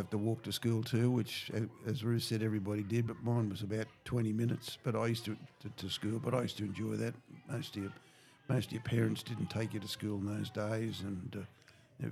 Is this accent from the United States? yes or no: no; Sydney, New South Wales, Australia; now in Moss Vale, Australia; I grew up in the Sutherland Shire